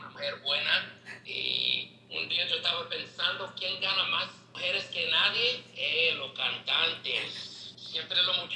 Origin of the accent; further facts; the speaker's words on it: New York City, New York, United States; Spanish is a second language; soy un americano que nací en Brooklyn, New York.